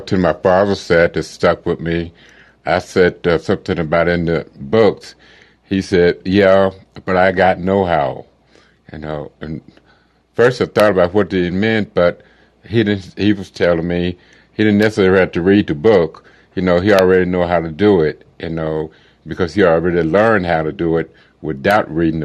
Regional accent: Arkansas, United States; I was born in Arkansas back in the 1957

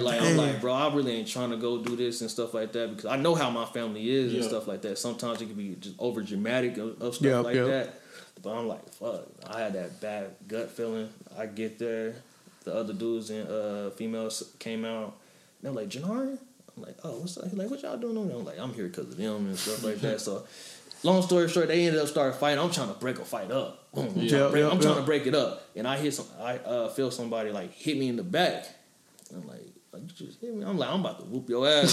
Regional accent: Oklahoma City, Oklahoma, United States; moved away; born and raised Oklahoma City

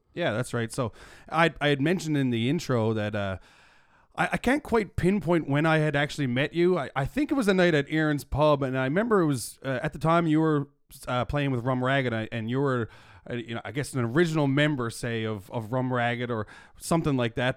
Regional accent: Mount Pearl, Newfoundland and Labrador, Canada; also born or lived in St. John's, Newfoundland and Labrador; I was born and raised in Mount Pearl, Newfoundland and Labrador, and I now reside in downtown, beautiful Saint John's, Newfoundland and Labrador

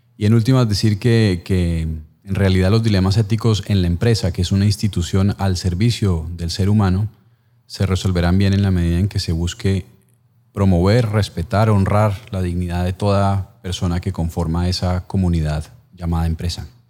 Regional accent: Colombia; como colombiano

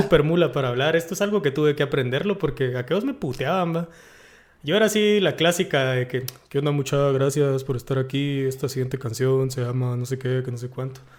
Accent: Guatemala; yo buscando mi identidad como guatemalteco

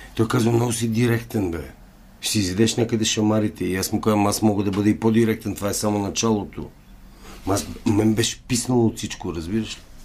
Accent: Bulgaria; moved away as an adult; also born or lived in Canada; аз казвам от България

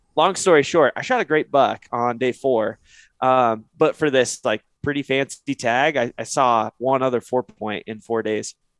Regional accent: Northeast Oregon, United States; I grew up in Northeast Oregon

